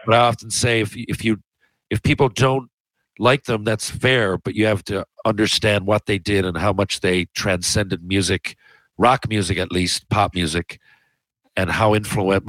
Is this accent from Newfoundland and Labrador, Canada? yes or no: yes; Newfoundland and Labrador, Canada; I am from Newfoundland